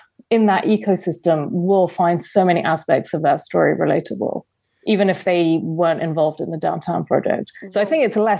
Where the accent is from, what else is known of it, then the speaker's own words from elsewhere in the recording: London, United Kingdom; I grew up in London, in England.